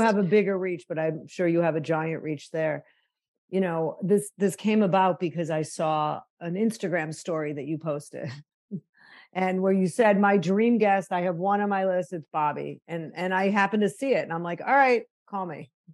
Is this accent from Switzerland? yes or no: no; Chicago, Illinois, United States; Growing up in Chicago, my mom was 21 when I was born